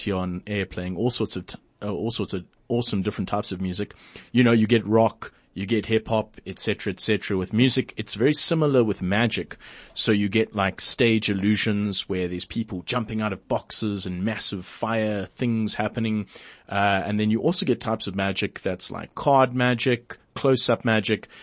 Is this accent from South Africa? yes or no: yes; Port Elizabeth, Eastern Cape, South Africa; in my hometown, Port Elizabeth, where I'm from